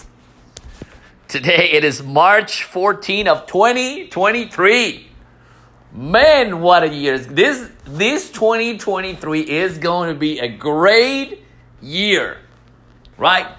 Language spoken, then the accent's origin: English; Mexico; moved away; I was born in Mexico